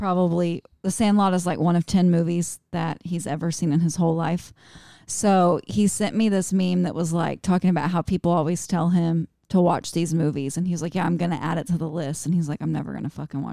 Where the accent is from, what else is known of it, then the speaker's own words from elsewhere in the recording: South Carolina, United States; accent: southern; Been here my whole life